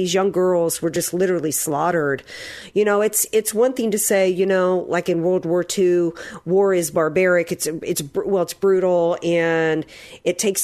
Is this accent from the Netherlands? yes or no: no; the South, United States; growing up in the South